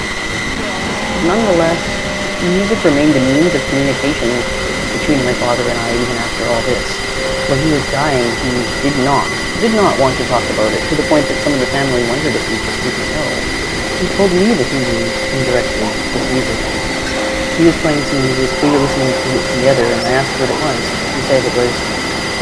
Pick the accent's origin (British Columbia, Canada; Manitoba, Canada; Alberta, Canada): Manitoba, Canada; Winnipeg; moved away; I grew up in Winnipeg, Treaty 1 area